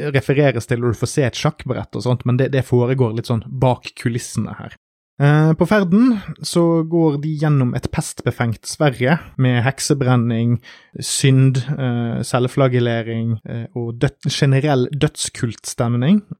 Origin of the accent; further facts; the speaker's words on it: Norway; en nordmann med litt sånn begrenset svenskkulturell kontakt